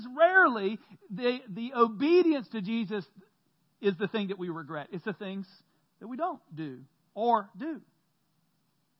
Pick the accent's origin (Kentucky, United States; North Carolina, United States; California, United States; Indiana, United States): North Carolina, United States; Central; I grew up in Central North Carolina, going to church every Sunday